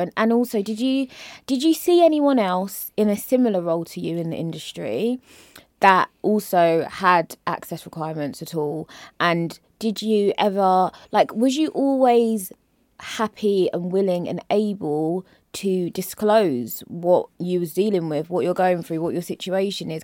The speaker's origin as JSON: {"language": "English", "region": "London", "country": "United Kingdom", "said": "I'm from Peckham"}